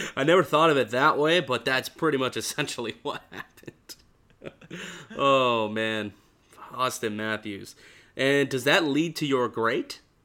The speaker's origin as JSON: {"language": "English", "town": "Niagara Falls", "region": "Ontario", "country": "Canada", "tie": "born or raised there", "said": "I grew up in Niagara Falls"}